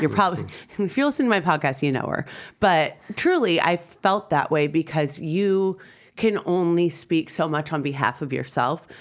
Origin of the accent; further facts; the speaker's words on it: Michigan, United States; moved away as an adult; now in Los Angeles, United States; I'm from Michigan, and when I moved here